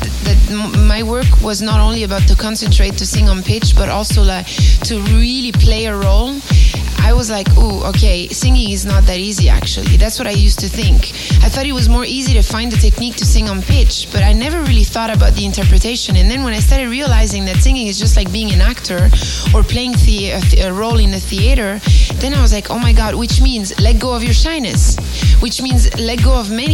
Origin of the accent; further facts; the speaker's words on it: Catania, Sicily, Italy; moved away; I was born in Catania, which is the city just at the bottom of the Etna volcano